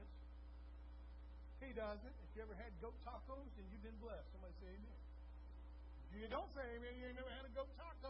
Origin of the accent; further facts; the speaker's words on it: Texas, United States; we're from Texas, so when we say cattle, we often think of longhorns